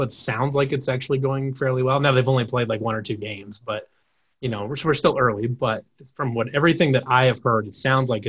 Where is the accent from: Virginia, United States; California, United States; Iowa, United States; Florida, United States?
Iowa, United States; I grew up in Eastern Iowa. And I still live in Eastern Iowa